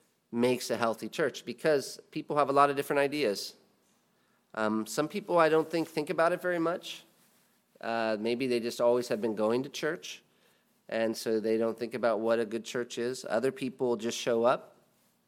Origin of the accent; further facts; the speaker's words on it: United States; as an American